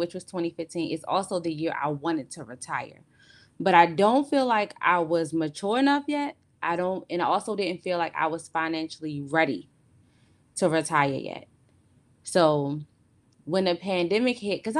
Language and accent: English; Baltimore, Maryland, United States; I'm from Maryland. I'm from Baltimore, Maryland.